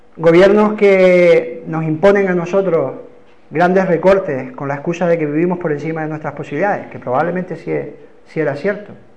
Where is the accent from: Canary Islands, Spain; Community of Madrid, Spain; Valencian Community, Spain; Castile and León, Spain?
Canary Islands, Spain; accent: Canarian; Hoy vuelvo al ritmo canario